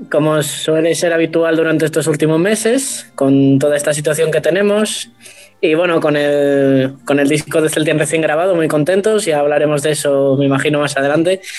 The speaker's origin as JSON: {"language": "Spanish", "region": "Asturias", "country": "Spain", "said": "empecé a tocar la gaita asturiana, porque bueno, mi, yo soy de Asturias, como mucha gente que me conozca sabe."}